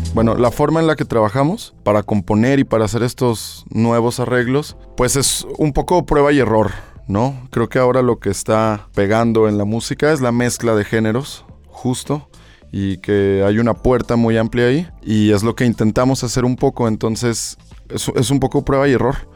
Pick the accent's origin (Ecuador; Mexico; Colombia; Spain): Mexico; Me gustaba más el ser mexicano